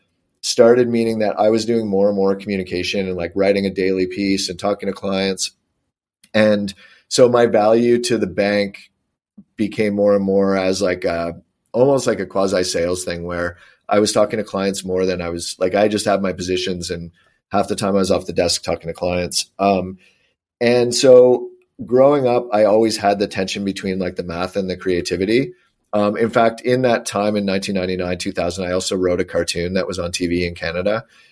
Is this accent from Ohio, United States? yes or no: yes; Cincinnati, Ohio, United States; Because I'm from Cincinnati, just because I bet on them.